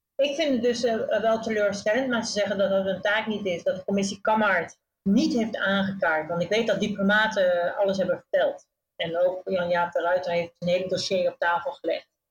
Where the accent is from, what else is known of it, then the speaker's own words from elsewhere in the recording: Netherlands; moved away; als Nederlandse